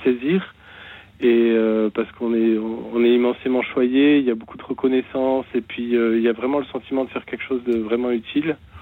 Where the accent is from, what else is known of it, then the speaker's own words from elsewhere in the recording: the South-West, south-west France, France; now in Meurthe-et-Moselle, France; c'est pas ma région, mais j'habite ici actuellement. Mhm. Euh, je suis originaire du Sud-Ouest